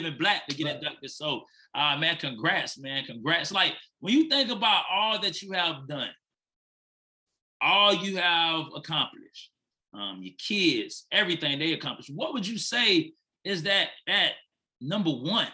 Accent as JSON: {"language": "English", "town": "Fort Lauderdale", "region": "Florida", "country": "United States", "moved": "as an adult", "lives_now": "Nashville, United States", "said": "I'm originally from Fort Lauderdale, Florida"}